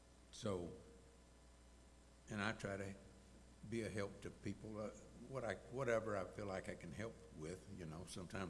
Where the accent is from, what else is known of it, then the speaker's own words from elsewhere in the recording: Texas, United States; I'm from Texas